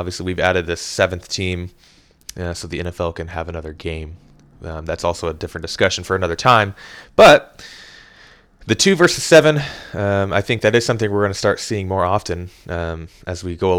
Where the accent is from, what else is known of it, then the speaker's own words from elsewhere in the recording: Kansas City, Missouri, United States; now in Hot Springs, United States; like I told you. I'm from Kansas City, Missouri